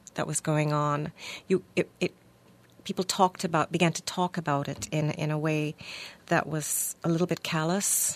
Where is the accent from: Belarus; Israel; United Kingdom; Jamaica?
Jamaica; moved away; I grew up in Jamaica